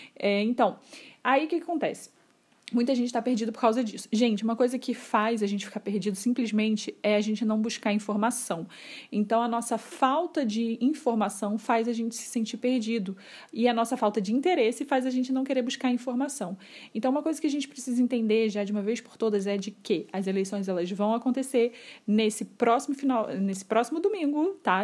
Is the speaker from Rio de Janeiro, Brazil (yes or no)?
yes; Rio de Janeiro, Brazil; eu não sou de São Paulo, eu sou aqui do Rio de Janeiro, de uma cidade bem pequena, onde todo mundo se conhece